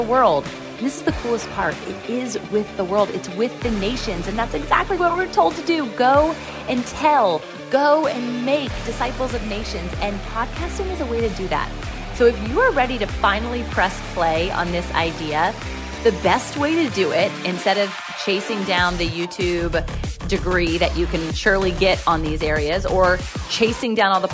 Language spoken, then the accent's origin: English; Virginia Beach, Virginia, United States; Virginia Beach, Virginia. And that's my hometown